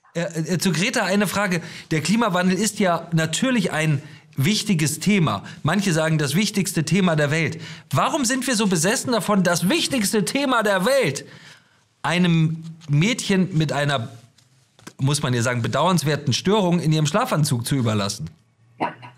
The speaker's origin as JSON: {"language": "German", "country": "Germany", "said": "wir als Deutsche"}